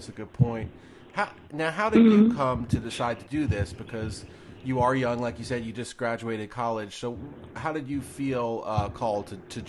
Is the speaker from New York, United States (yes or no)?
yes; New York, United States; moved away as an adult; also born or lived in Ohio; I grew up in New York and went to college in Ohio